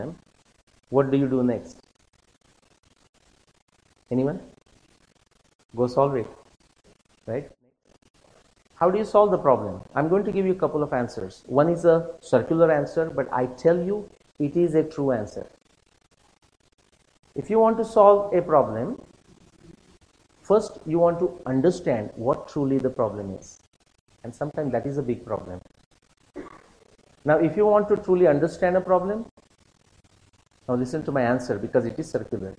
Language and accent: English; India; me being an Indian